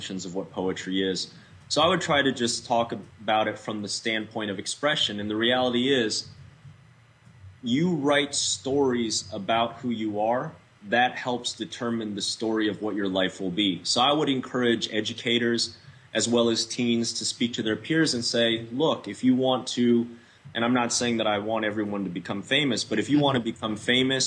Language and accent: English; Oklahoma City, Oklahoma, United States; moved away as an adult; also born or lived in New York City; growing up in Oklahoma City in the 80s and early 90s